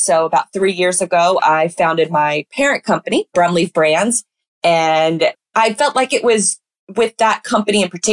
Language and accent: English; Jacksonville, Florida, United States; I'm born and raised in Jacksonville, Florida